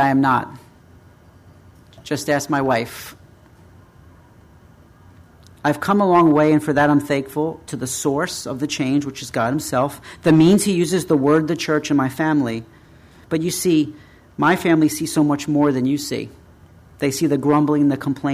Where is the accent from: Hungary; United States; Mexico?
United States; We as American Christians